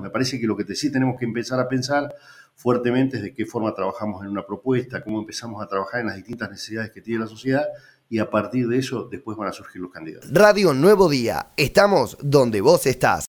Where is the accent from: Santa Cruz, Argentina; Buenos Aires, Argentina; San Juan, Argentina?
Santa Cruz, Argentina; Puerto San Julián; ser intendente en la localidad donde, donde naciste